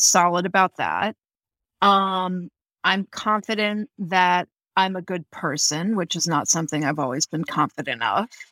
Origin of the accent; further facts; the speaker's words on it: Houston, Texas, United States; I grew up in Texas